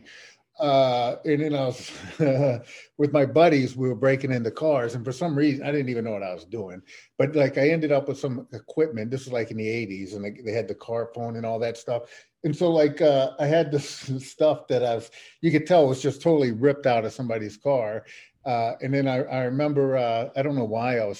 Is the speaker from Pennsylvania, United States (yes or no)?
no; New Orleans, Louisiana, United States; I grew up in Algiers, which is a section of New Orleans.